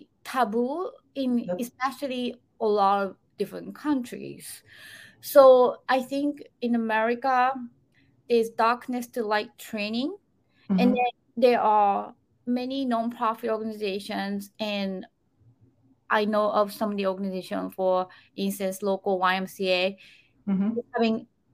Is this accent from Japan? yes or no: yes; Japan; moved away; back in 80s, when I was growing up in Japan